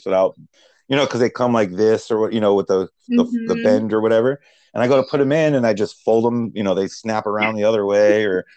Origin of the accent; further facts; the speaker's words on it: United States; I grew up and lived in Baltimore, New Jersey.